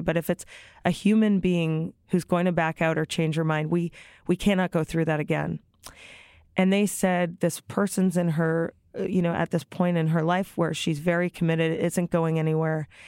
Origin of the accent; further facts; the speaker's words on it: Toronto, Ontario, Canada; also born or lived in Brooklyn, New York; now in New York, United States; I live in Brooklyn, New York. I'm originally from Toronto, Canada